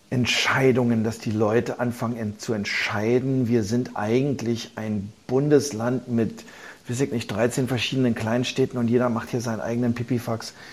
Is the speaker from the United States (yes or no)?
yes; New York, United States; Ich habe ja Gelegenheit, ich bin ja in New York halb groß geworden. Bin da zur Schule gegangen, habe dann da auch studiert.